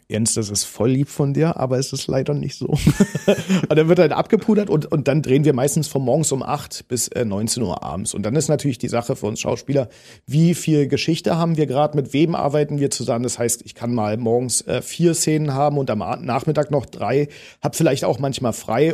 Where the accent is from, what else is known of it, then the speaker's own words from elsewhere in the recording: Potsdam, Brandenburg, Germany; accent: Berlinern; ich komme aus Potsdam, das sage ich schon seitdem ich äh, geboren bin. Meine Mutter hat auch nicht anders geredet